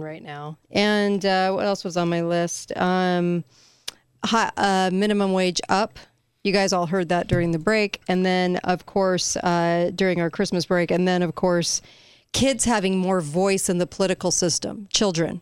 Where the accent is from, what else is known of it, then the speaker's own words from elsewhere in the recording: California, United States; moved away; I'm from California. I was raised there